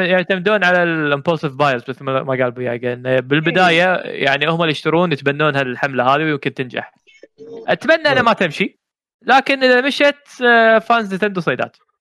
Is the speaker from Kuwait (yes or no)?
yes; Kuwait; هنا عندنا بالكويت